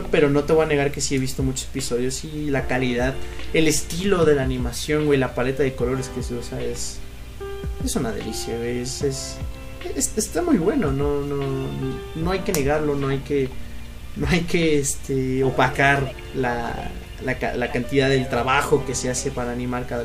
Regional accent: State of Mexico, Mexico; yo soy originario del Estado de México. Y vivía pues, en el Estado de México.

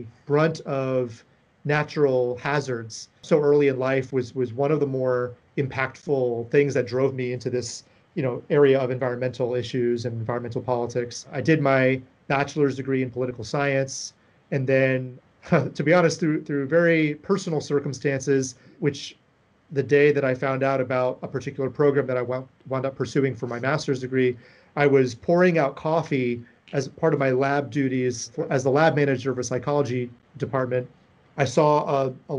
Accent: South Florida, United States; I'm originally from South Florida

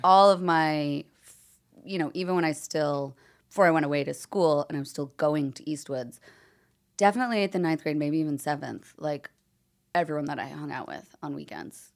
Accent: Long Island, New York, United States; growing up on Long Island, you can go to the U S Open so easily

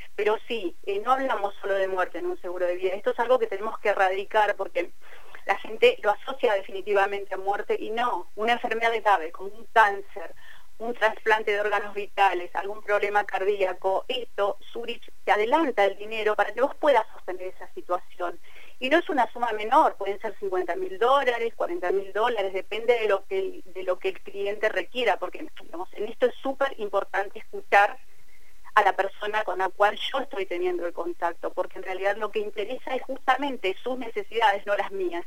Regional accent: Cipolletti, Río Negro, Argentina; yo tengo un teléfono con prefijo de Buenos Aires, pero vivo en Tipoleti, eh, yo soy de Tipoleti

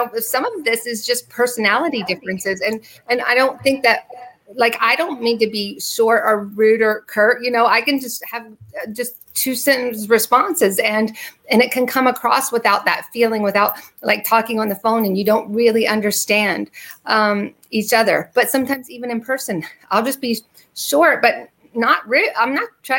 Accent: the North, United States; growing up in the North

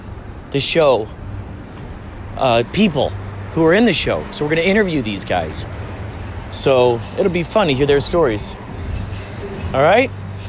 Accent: Chicago, Illinois, United States; now in Los Angeles, United States; I'm from Chicago

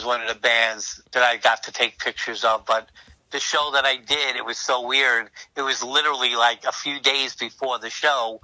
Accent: New York City, New York, United States; now in New Jersey, United States; New York City, which I'm from. I was born in Brooklyn. I'm from New York

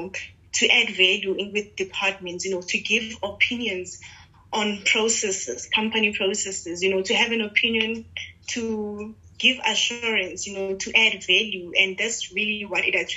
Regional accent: Pretoria, Gauteng, South Africa; I grew up in Pretoria. My whole life has been in Pretoria

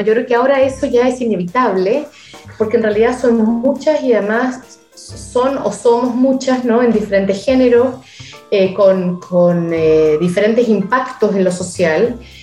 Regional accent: Chile; moved away; Yo nunca siento que me fui de Chile.

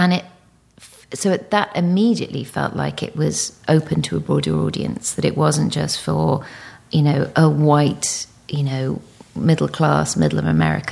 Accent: United Kingdom; also born or lived in Singapore; being a Brit

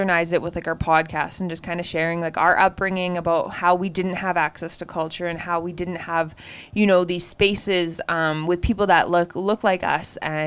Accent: Treaty 4 territory, Saskatchewan, Canada; also born or lived in Peepeekisis Cree Nation; we're from Treaty 4. We're sisters. We grew up. We're both Indigenous, but we grew up in an urban setting

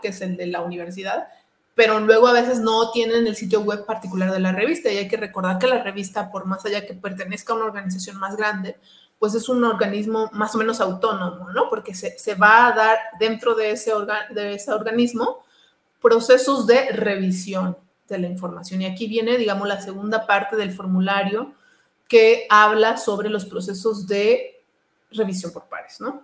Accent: Mexico; also born or lived in Toluca; soy, soy de México, ¿no? Y vivo en Toluca

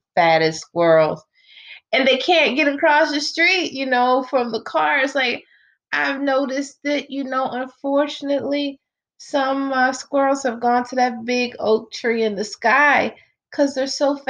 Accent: Baltimore, Maryland, United States; I'm from Baltimore

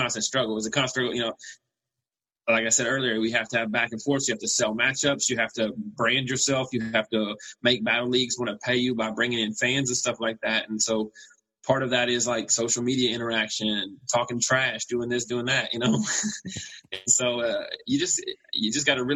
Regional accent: Knoxville, Tennessee, United States; moved away as an adult; also born or lived in Overland Park, Kansas / Kansas City; I moved from Knoxville, Tennessee out to Overland Park, Kansas to go to Kansas Christian College.

